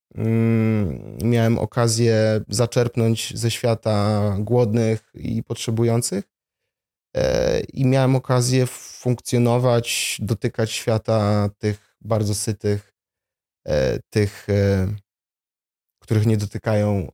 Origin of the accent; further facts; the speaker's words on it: Warsaw, Masovian Voivodeship, Poland; also born or lived in Jabłonna; Urodziłem się w Warszawie, stąd pochodzę.